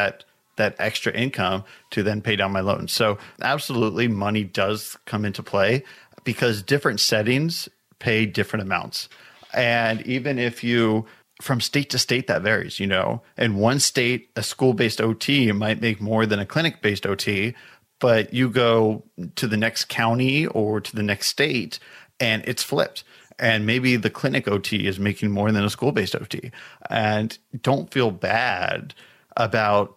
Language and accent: English; Southern California, United States; I grew up in Southern California, about 30 minutes east of Los Angeles.